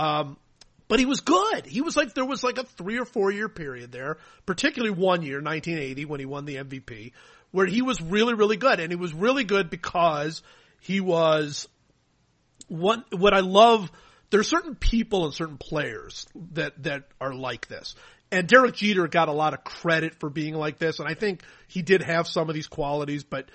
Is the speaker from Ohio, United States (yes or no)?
yes; Cleveland, Ohio, United States; when I was growing up in Cleveland